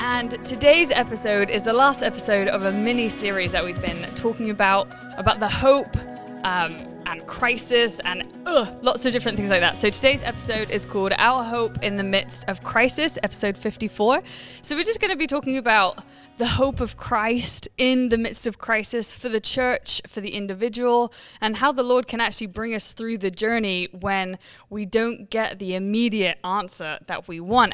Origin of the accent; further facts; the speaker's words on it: England, United Kingdom; I'm from England